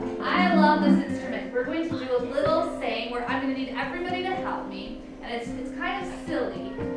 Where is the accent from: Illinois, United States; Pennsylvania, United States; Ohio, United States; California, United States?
California, United States; So I live in California. I was born and raised in California.